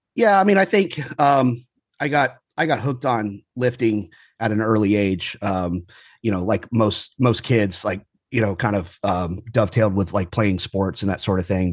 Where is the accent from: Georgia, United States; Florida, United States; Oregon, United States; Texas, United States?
Texas, United States; Houston; also born or lived in Kingwood, Texas / California; I more or less lived here my whole life, uh, brief stint, um, out in California when I was in the Marine Corps. Um, but more or less lived, uh, in Houston my whole life